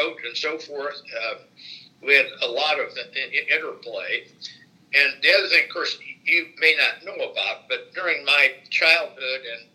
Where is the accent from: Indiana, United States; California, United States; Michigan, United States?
Indiana, United States; Indianapolis; moved away as an adult; also born or lived in Pittsburgh, Pennsylvania; my hometown, Indianapolis